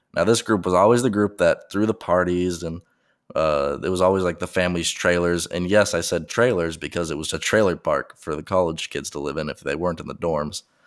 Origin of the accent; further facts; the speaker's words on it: Colorado Springs, Colorado, United States; moved away as an adult; also born or lived in Oklahoma; I'm from Colorado, and I'm from Colorado Springs, which is a up-and-coming city